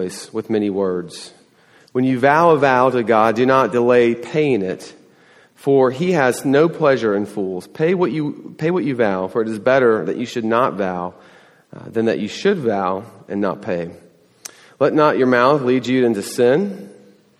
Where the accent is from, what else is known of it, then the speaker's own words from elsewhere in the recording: the South, United States; now in Texas, United States; I grew up in the South